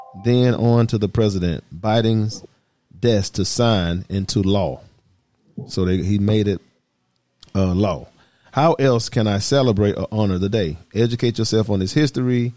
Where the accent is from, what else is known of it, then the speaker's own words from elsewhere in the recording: Atlanta, Georgia, United States; I'm from the South. I'm from Atlanta.